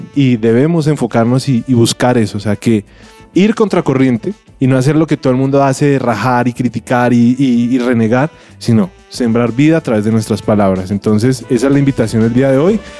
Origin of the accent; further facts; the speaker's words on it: Colombia; nosotros como colombianos